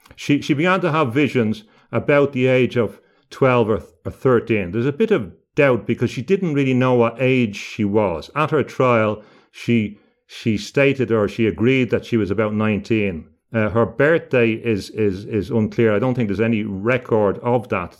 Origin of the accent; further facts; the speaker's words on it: Ireland; now in Gothenburg, Sweden; growing up in Ireland, a lot of the school kids talking about Joan of Arc